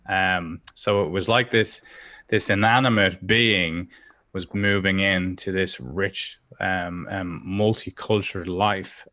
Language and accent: English; Dublin, Leinster, Ireland; I grew up in Dublin